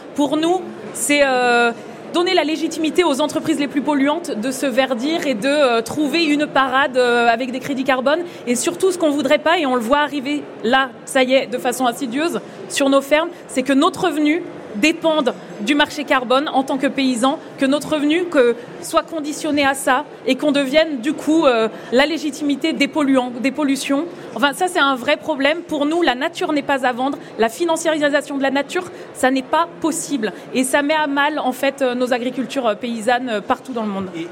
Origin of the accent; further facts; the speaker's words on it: France; en tant que Français, en tant qu'Européens